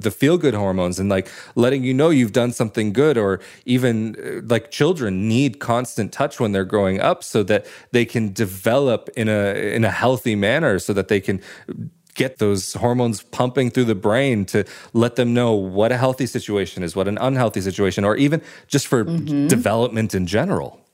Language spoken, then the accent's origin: English; West Coast, United States; moved away as an adult; now in Italy; growing up on the West Coast